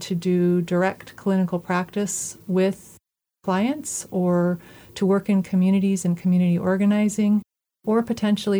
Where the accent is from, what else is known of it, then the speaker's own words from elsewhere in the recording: Alaska, United States; moved away as an adult; also born or lived in Portland, Oregon; I grew up in Alaska